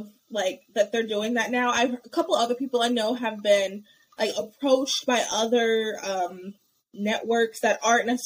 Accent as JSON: {"language": "English", "region": "North Carolina", "country": "United States", "also_born_or_lived": "New Jersey", "said": "I was from North Carolina"}